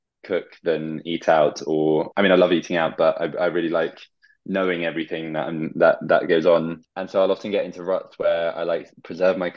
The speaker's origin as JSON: {"language": "English", "town": "Bath", "region": "South West England", "country": "United Kingdom", "tie": "born or raised there", "said": "one of my best friends from childhood who I grew up with in Bath"}